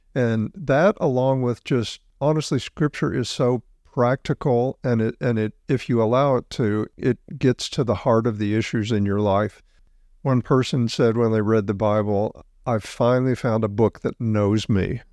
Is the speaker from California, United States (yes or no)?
no; South Mississippi, United States; I grew up in South Mississippi